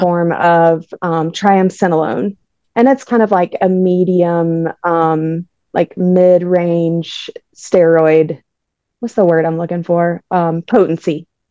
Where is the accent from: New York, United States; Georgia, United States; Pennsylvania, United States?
Georgia, United States; Jefferson; I'm from Jefferson, Georgia